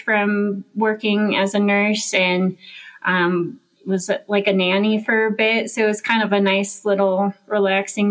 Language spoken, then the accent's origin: English; Golden, Colorado, United States; moved away as an adult; also born or lived in Santa Cruz, California / Europe; now in Mammoth Lakes, United States; I'm from Golden, Colorado. Born and raised there